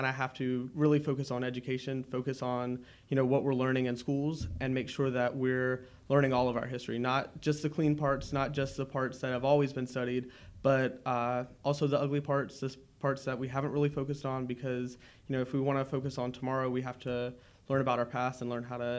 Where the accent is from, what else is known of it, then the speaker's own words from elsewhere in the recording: North Carolina, United States; Yeah, well, I was born and raised in the Wake County area, so that wasn't too far away.